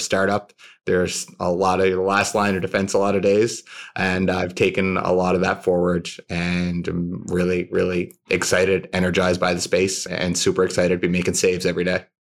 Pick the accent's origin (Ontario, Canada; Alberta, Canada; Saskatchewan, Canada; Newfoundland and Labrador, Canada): Newfoundland and Labrador, Canada; St. John's; I grew up in Saint John's, Newfoundland, in Canada.